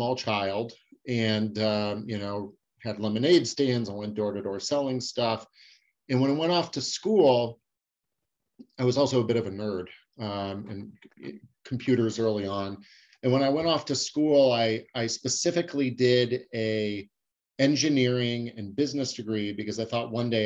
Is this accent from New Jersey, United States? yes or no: no; Scottsdale, Arizona, United States; moved away as an adult; also born or lived in San Diego; I moved back to where I grew up in Scottsdale, Arizona